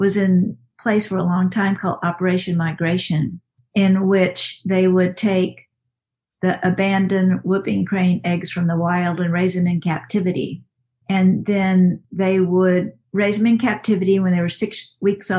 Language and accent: English; West, Texas, United States; I'm from West Comma, Texas, which is a little town in central Texas